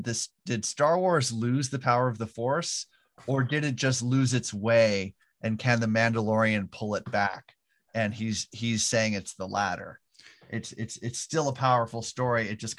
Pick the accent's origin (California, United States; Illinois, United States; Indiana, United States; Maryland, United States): California, United States; Southern; I grew up in Southern California